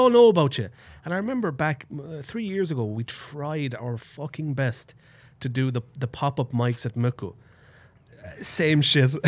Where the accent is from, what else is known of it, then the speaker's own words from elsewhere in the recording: Ireland; moved away; Truly Town, my hometown where I grew up